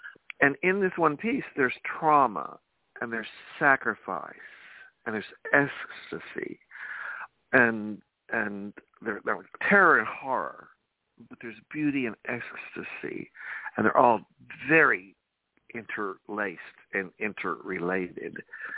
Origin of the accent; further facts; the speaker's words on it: New York City, New York, United States; I'm a New Yorker. I thrive on diversity, brother.